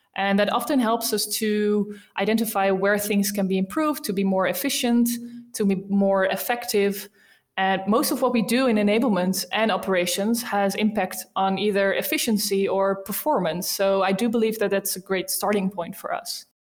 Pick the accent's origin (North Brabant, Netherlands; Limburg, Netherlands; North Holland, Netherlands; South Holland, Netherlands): South Holland, Netherlands; Rotterdam; accent: Dutch; English is a second language; I'm from the Netherlands, as you might have heard by my accent. Um, I'm from a beautiful city called Rotterdam